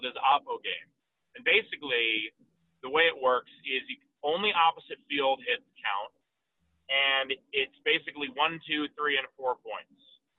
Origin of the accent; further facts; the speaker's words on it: New York City, New York, United States; growing up in New York City, I mean, our grade school had, like, the strike zones painted on the outside of it